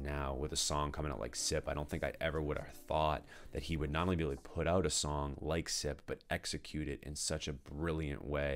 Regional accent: Danvers, Massachusetts, United States; I'm originally from Danvers, so like I really am very familiar with that area

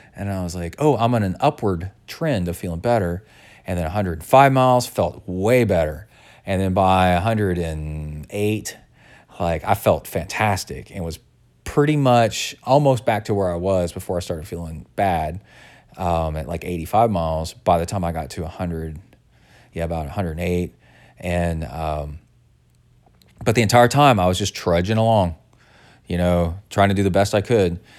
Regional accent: Texas, United States; growing up in Texas

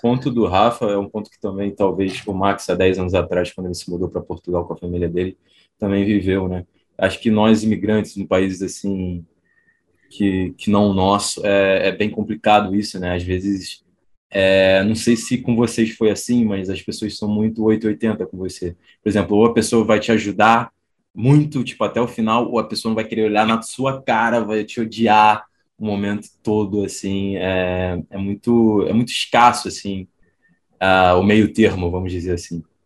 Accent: Brazil; also born or lived in Poland; a gente, como brasileiros

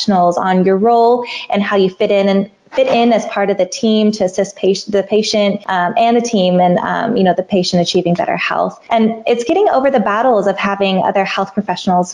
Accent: Goondiwindi, Queensland, Australia; born or raised there

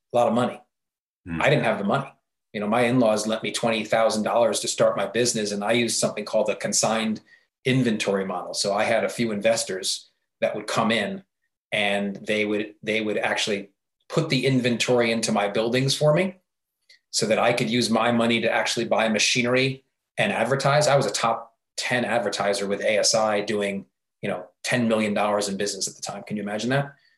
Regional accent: New York area, Northeast, United States; moved away as an adult; I was from the New York area.

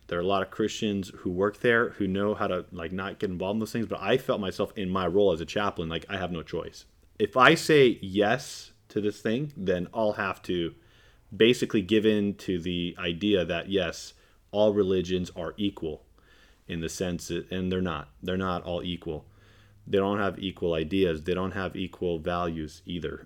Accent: California, United States; I'm a Californian

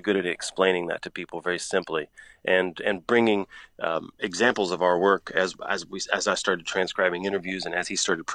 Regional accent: Galveston, Texas, United States; moved away; also born or lived in Houston, Texas; I'm from Galveston.

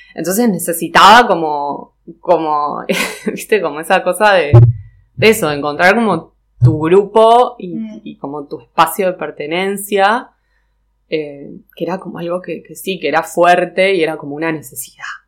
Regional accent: Neuquén, Argentina; moved away as an adult; also born or lived in Cinco Saltos, Río Negro; now in Buenos Aires, Argentina; cuando tenía tres años nos mudamos a Neuquén. Eh, y bueno, viví en Neuquén hasta los 18

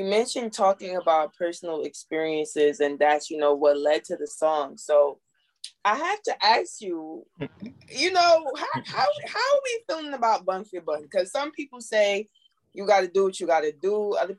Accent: New Jersey, United States; So I'm actually from Jersey, but you know, I'm back and forth between Jersey and New York.

